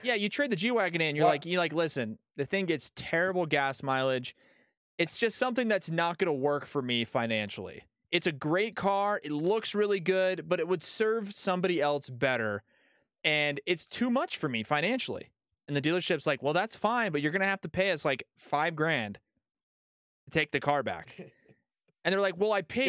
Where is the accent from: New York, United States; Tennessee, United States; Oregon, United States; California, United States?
California, United States; San Diego; now in Colorado, United States; living here now, but I'm from San Diego.